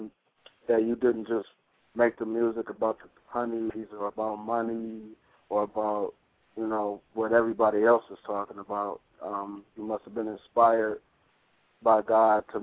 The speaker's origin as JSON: {"language": "English", "town": "Detroit", "region": "Michigan", "country": "United States", "moved": "yes", "lives_now": "Las Vegas, United States", "said": "I'm from Detroit, and I'm in Las Vegas now"}